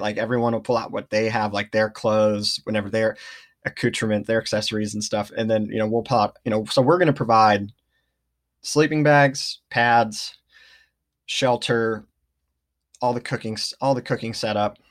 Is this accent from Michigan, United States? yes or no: no; Redding, California, United States; moved away as an adult; now in Ashland, United States; I grew up in Redding, California